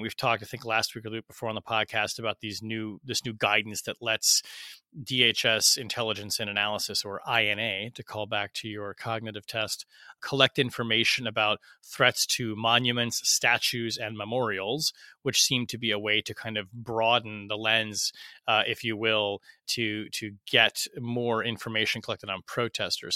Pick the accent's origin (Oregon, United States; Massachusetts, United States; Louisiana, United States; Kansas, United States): Oregon, United States; Portland; moved away; my hometown, Portland